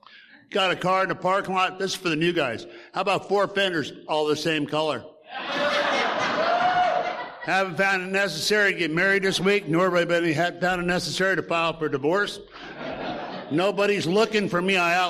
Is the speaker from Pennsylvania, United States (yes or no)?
no; Portland, Oregon, United States; I grew up in Portland. My dad worked out in the docks, the shipyards in Portland, and we grew up above that in the neighborhoods.